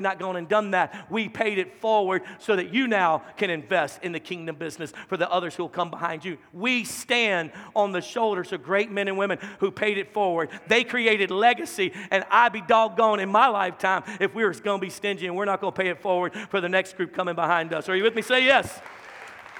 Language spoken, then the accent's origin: English; Louisiana, United States; now in Dallas-Fort Worth Metroplex, United States; I'm from Louisiana. Our capital city, Baton Rouge, was only 300,000